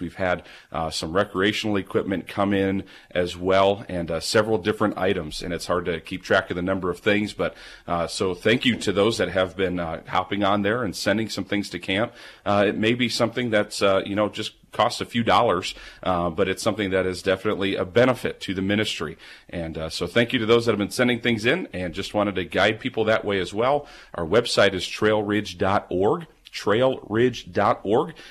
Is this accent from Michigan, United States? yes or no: no; Milwaukee, Wisconsin, United States; now in Hillsboro, United States; Growing up in Milwaukee